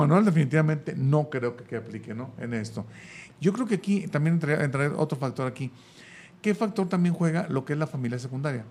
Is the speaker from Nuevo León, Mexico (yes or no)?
yes; Monterrey, Nuevo León, Mexico; moved away; yo no soy de aquí, pero yo vengo un poquito más cerquita, yo soy de Monterrey